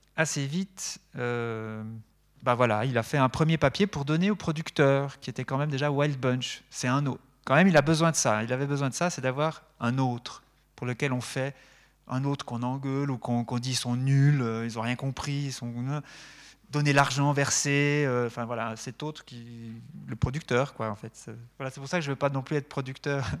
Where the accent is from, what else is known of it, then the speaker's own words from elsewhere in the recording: Neuchâtel, Switzerland; also born or lived in Lausanne / La Chaux-de-Fonds; je viens de Neuchâtel